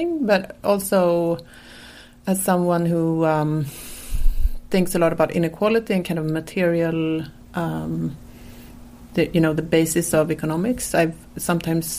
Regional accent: Sweden; moved away as an adult; now in United States; I'm from Sweden

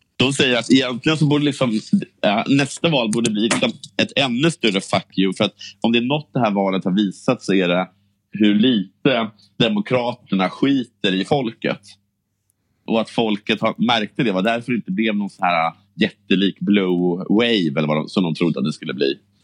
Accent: Sweden; vi svenskar

